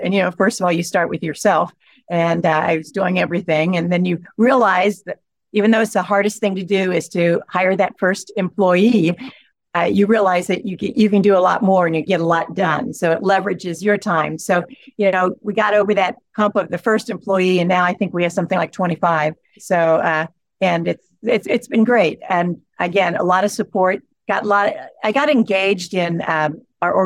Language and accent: English; Ripley County, Southeast Indiana, United States; it was great growing up there. I grew up on a farm